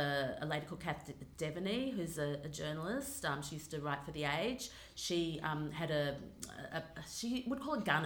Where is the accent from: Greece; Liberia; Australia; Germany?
Australia; accent: Australian; also born or lived in Los Angeles, United States; I'm definitely an Australian girl